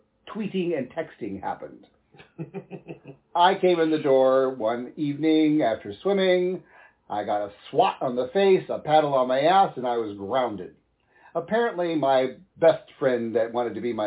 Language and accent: English; Midwest, United States; Growing up in the Midwest